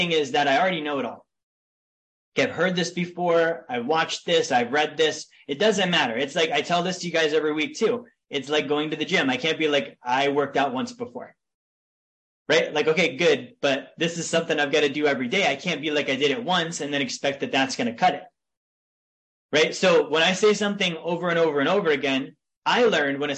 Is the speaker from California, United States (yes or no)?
no; Big Lake, Alaska, United States; I grew up in a town in Alaska called Big Lake.